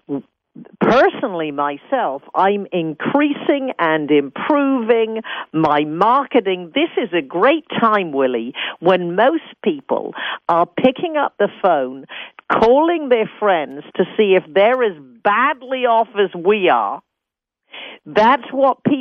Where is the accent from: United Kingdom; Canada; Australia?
United Kingdom; England; moved away as an adult; also born or lived in San Francisco, United States; now in United States; I'm British. Born in a small town in England, became a hairstylist at the age 15, came to America at 20